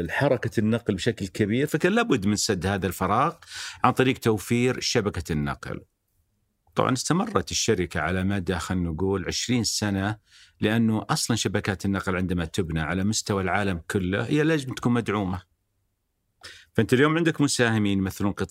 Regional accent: Algeria; born there; also born or lived in Lebanon / United States; ولدت في الجزائر بعدين درست بدايه الابتدائي في لبنان الى ان انهينا الابتدائي في امريكا

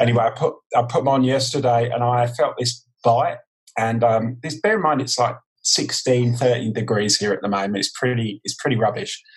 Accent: London, United Kingdom; moved away as an adult; also born or lived in Stratford; now in Adelaide, Australia; growing up in East London

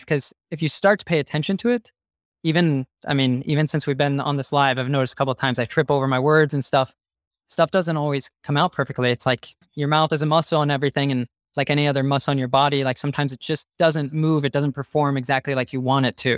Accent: United States; first language English; now in Barcelona, Spain; I'm from the United States

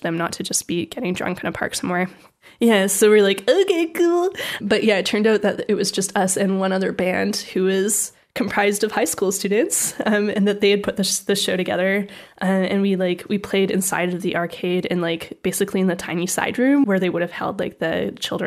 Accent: Canada; from my hometown in Canada

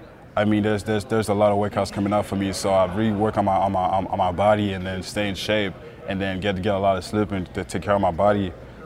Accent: Montreal, Quebec, Canada; I'm from Montreal too

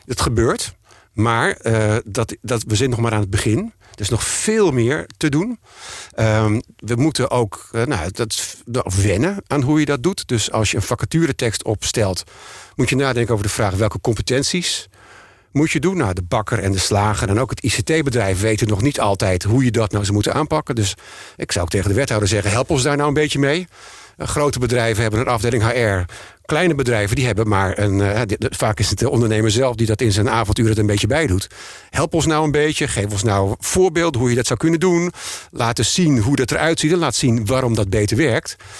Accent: Emmer-Compascuum, Drenthe, Netherlands; moved away as an adult; now in Amsterdam, Netherlands; Ik ben geboren in Emmen Compascu en ben hier naartoe gekomen naar mijn studie.

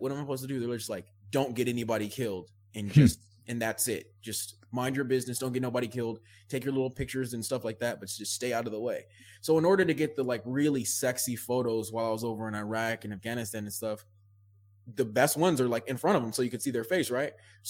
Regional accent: Oceanside, California, United States; dad and my mom split up was Oceanside, California, at Camp Pendleton. So I ended up in California, growing up in California.

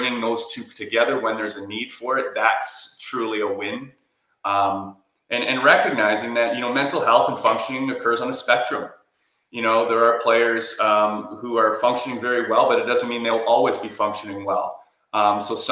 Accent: Whitby, Ontario, Canada; I did my clinical residency at Ontario Shores in my hometown of Whitby, Ontario

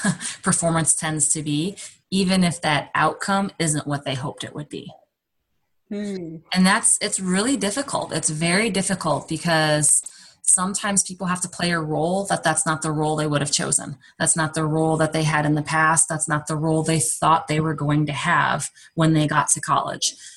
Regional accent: Southern Illinois, United States; also born or lived in Oklahoma; now in Iowa, United States; My husband is from Iowa and I'm from Southern Illinois

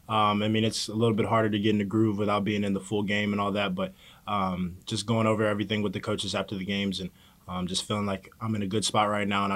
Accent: Kentucky, United States; This is the closest one that I have home to Kentucky. For my hometown, it's really about like 3.5 hours.

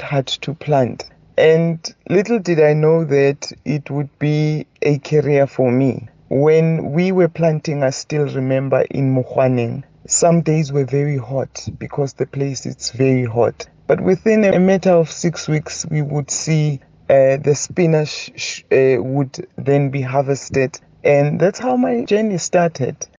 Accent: Soweto, Gauteng, South Africa; now in Mahikeng, South Africa; I was born and bred in Soweto

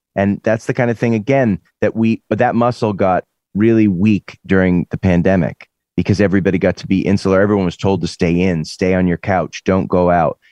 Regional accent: Lexington, Massachusetts, United States; moved away as an adult; also born or lived in Boston; now in California, United States; growing up in Lexington, where the revolution happened

